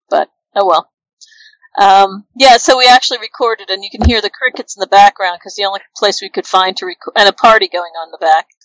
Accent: New Jersey, United States; moved away; also born or lived in Portland / New York; And they said, oh, really? Where are you from? And I said, New Jersey.

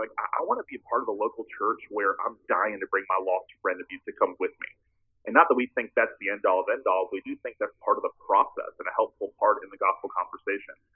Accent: Tallahassee, Florida, United States; born or raised there

